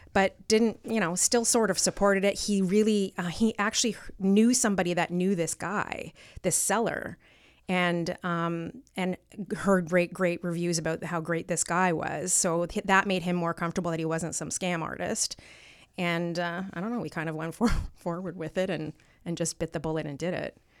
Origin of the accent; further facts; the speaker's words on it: Stoney Creek, Ontario, Canada; I'm from Stony Creek